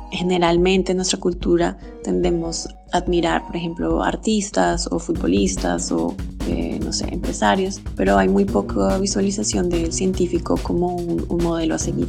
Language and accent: Spanish; Colombia; now in Belgium; soy científica colombiana